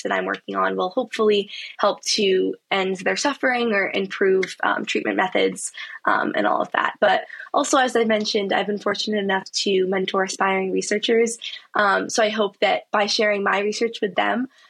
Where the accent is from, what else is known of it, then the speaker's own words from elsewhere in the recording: Saratoga Springs, New York, United States; moved away as an adult; now in Durham, United States; growing up in Saratoga and also during my time so far at Duke